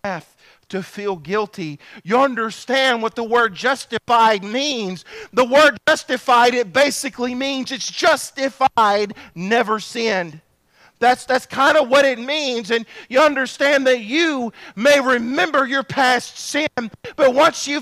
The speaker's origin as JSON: {"language": "English", "area": "Bogue Chitto River, Pike County", "region": "Mississippi", "country": "United States", "tie": "born or raised there", "said": "I was raised on the Bogachita River"}